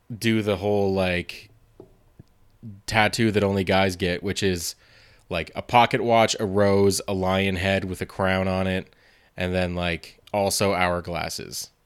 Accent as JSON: {"language": "English", "town": "Montreal", "region": "Quebec", "country": "Canada", "said": "I'm from Montreal"}